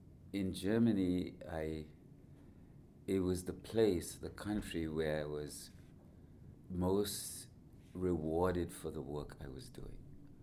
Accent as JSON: {"language": "English", "country": "Trinidad & Tobago", "also_born_or_lived": "United Kingdom / United States / Canada / Germany", "said": "But deep down, I feel like I'm a Trinidadian. But ironically, when I go back to Trinidad, some people say to me, are you from here?"}